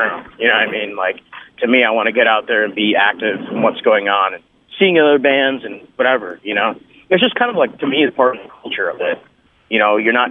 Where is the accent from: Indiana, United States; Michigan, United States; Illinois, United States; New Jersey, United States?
Michigan, United States; also born or lived in England; I grew up pretty much in Michigan, but I was born elsewhere.